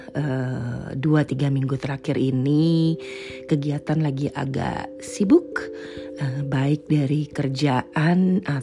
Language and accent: Indonesian; Netherlands; Atau mungkin gue berasal dari Belanda yang cuacanya lebih uh, nyebelin ya.